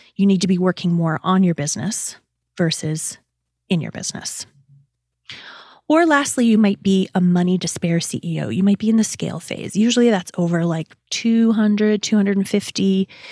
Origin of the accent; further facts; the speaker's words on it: Canada; As a Canadian